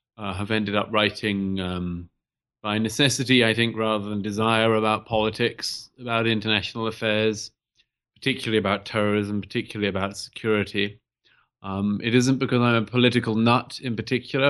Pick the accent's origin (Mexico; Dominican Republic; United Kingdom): United Kingdom; the U K in particular, where I'm from, as I'm sure your listeners can tell from my accent.